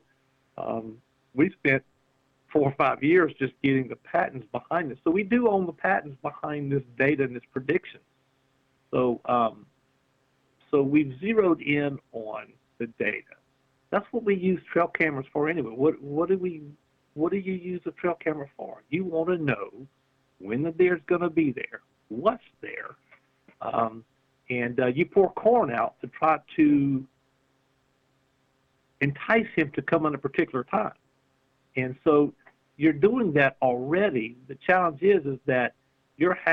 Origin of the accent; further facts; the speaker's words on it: Louisiana, United States; we're from Louisiana